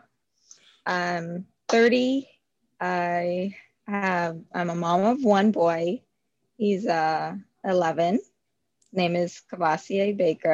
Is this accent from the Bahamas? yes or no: yes; Nassau, Bahamas; I am born and raised in the Bahamas, Nassau, Bahamas.